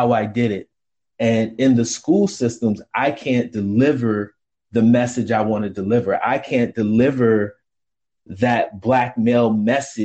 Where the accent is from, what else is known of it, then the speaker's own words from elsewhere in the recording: Rochester, New York, United States; moved away as an adult; now in Washington, DC, United States; Rochester, New York is my hometown. I live in the DC metro area today